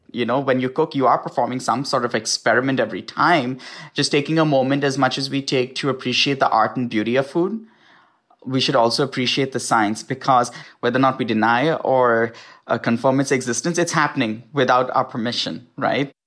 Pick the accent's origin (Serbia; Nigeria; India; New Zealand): India; now in United States; certain things that I grew up with in India